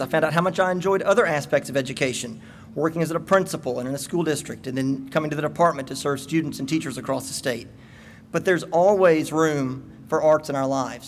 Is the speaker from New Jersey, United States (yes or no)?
no; Starkville, Mississippi, United States; I grew up in Starkville